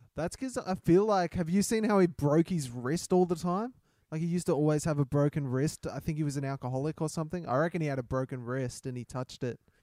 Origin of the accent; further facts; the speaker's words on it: Australia; I'm the Australian Kevin Hart